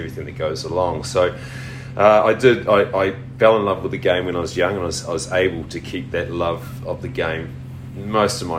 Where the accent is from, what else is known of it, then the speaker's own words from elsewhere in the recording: Christchurch, Canterbury, New Zealand; I grew up in Christchurch and grew up just with mum